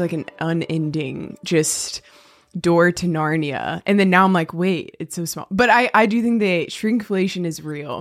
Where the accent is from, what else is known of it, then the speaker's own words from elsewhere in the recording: Weddington, North Carolina, United States; we are both from Weddington, which is a small town outside of Charlotte, and I guess we were in elementary school together